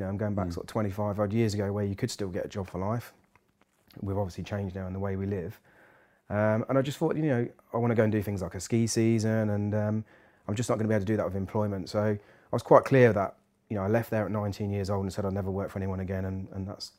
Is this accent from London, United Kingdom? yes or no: no; Peterborough, East of England, United Kingdom; I'm born and bred in Peterborough